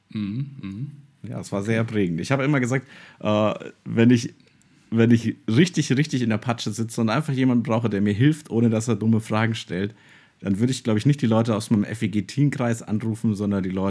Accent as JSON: {"language": "German", "town": "Würzburg", "region": "Bavaria", "country": "Germany", "said": "als Würzburger habe ich immer Auswärtsspiel"}